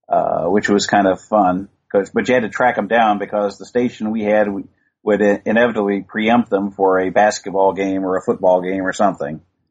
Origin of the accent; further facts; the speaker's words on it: Midwest, United States; where I grew up in the Midwest, we had our one network on TV. We could watch NBC. We could get two radio stations